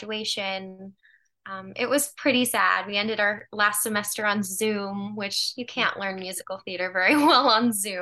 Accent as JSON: {"language": "English", "town": "Joliet", "region": "Illinois", "country": "United States", "tie": "born or raised there", "moved": "yes", "said": "So I am from Joliet, Illinois, which is about 40 minutes south of the city."}